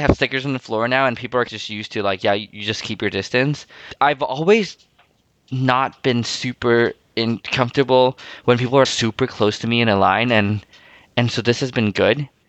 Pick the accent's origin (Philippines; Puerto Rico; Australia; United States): Philippines; also born or lived in Taiwan; now in Canada; growing up in Asia or in Philippines and even to some extent Taiwan